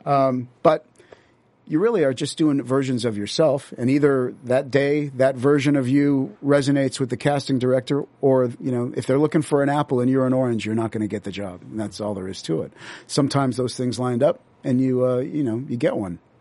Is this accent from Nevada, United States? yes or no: yes; Las Vegas, Nevada, United States; now in Los Angeles, United States; I grew up there in the seventies.